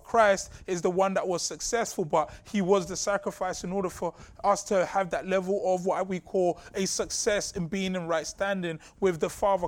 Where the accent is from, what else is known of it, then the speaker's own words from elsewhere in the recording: London, United Kingdom; Growing up in Southeast London